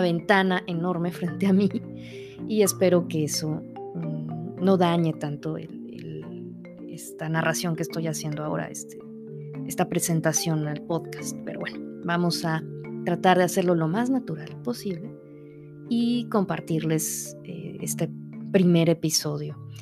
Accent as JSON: {"language": "Spanish", "town": "Saltillo", "region": "Coahuila", "country": "Mexico", "tie": "born or raised there", "said": "Saltillo, Coahuila, de donde yo soy originaria"}